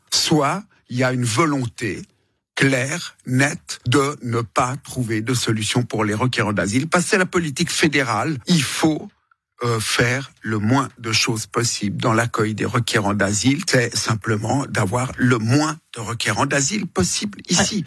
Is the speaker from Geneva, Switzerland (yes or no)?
yes; Vernier, Geneva, Switzerland; also born or lived in Le Lignon, Vernier; j'habite au Lignon, j'ai grandi aux Avanchets.